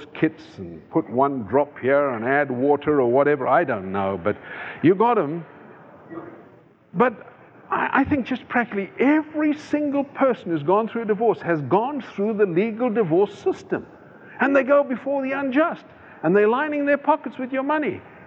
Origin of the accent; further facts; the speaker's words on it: South Africa; moved away; I come from South Africa.